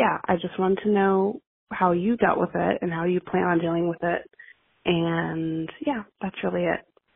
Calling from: Florida, United States; I am calling from Florida.

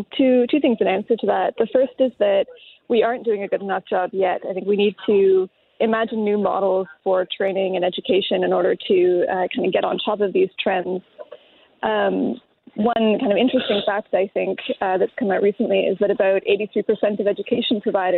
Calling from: Ottawa, Ontario, Canada; I'm joining you from Ottawa.

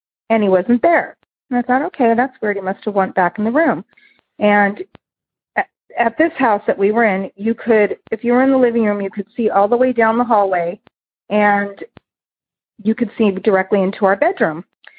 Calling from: Santa Clarita, California, United States; I'm calling from Santa Clarita, California.

